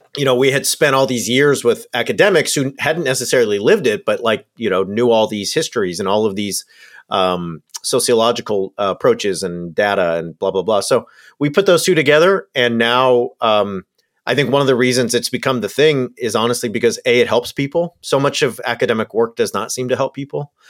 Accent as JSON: {"language": "English", "region": "Southern California", "country": "United States", "tie": "born or raised there", "said": "I grew up in Southern California."}